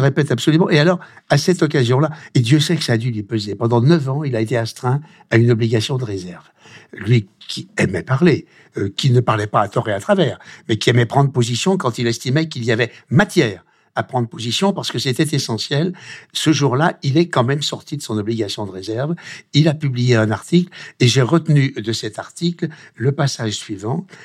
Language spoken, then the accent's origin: French; Lyon, Auvergne-Rhône-Alpes, France; je suis lyonnais, lyonnais d'origine